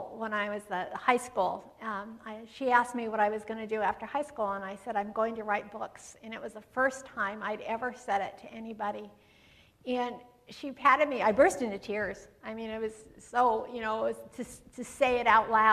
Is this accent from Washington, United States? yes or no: yes; Yakima, Washington, United States; I was born and raised in Yakima, Washington